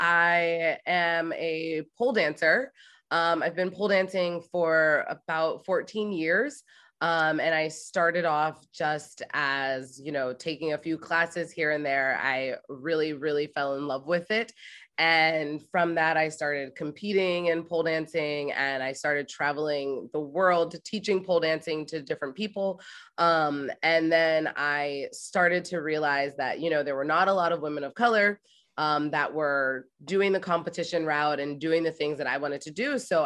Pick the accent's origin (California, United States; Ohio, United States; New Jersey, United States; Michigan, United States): Ohio, United States; And I moved to New York City from Ohio. Like I graduated from Ohio State.